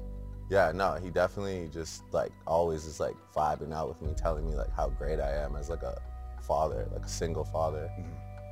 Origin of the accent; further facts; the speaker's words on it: Toronto, Ontario, Canada; I'm from Toronto, Canada, where we are.